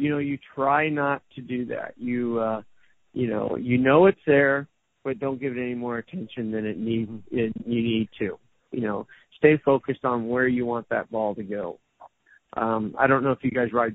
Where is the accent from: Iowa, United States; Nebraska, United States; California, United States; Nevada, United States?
California, United States; Southern; moved away as an adult; also born or lived in Orange County; now in Las Vegas, United States; I grew up in Southern California